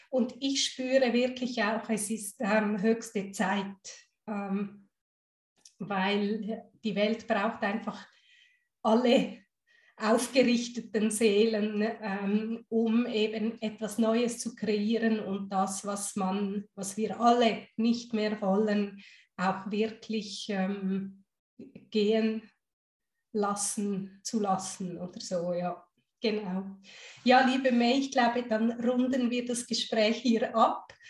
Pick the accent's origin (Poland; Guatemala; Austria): Guatemala; born there; Ich habe ja italienische Wurzeln, ich habe deutsche Wurzeln, ich bin in Guatemala geboren.